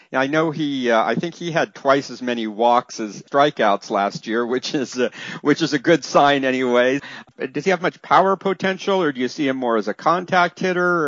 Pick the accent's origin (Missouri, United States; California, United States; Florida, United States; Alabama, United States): California, United States; Northern; I grew up in Northern California too